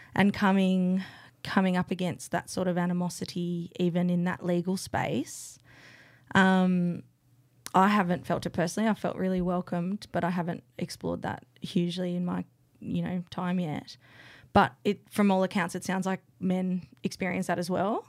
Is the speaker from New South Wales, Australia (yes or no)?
no; Canberra, Australian Capital Territory, Australia; moved away; I grew up here, but I moved back three years ago